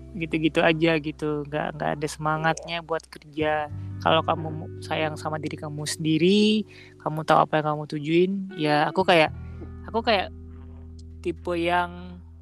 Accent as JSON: {"language": "Indonesian", "town": "Padang", "region": "West Sumatra", "country": "Indonesia", "moved": "yes", "said": "ngerantau kayak kita dari Padang"}